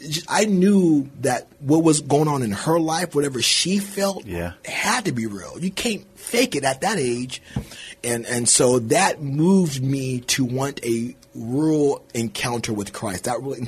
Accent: Bay Area, California, United States; moved away as an adult; now in Dilley, Texas, United States; So I'm from California. Don't hold that against me. I'm from the Bay Area

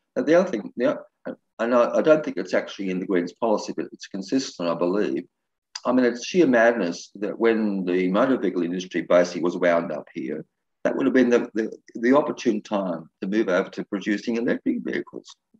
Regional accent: Byron Bay, New South Wales, Australia; moved away; around Byron Bay, which is my hometown

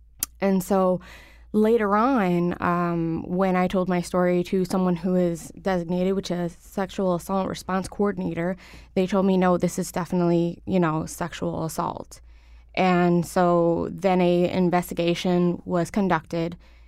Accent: Waterbury, Connecticut, United States; also born or lived in Hartford; I was born here in Hartford, raised in Waterbury, to a low-income family

